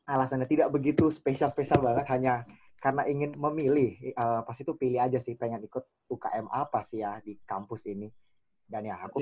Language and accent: Indonesian; Samarinda, East Kalimantan, Indonesia; moved away as an adult; now in Bogor, Indonesia; Sebenarnya kan kalau aku kan asal dari Samarinda ya, Kalimantan Timur dan kuliah di IPB ya merantau gitu kan, jadi ke Bogor.